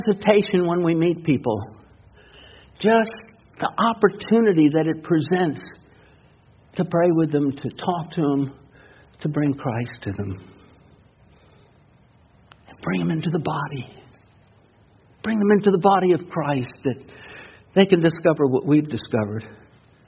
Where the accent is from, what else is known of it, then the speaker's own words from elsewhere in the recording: New York City, New York, United States; moved away; also born or lived in North Carolina; When I was growing up in New York City and going to high school there, I mean, I come out of North Carolina and going into high school in New York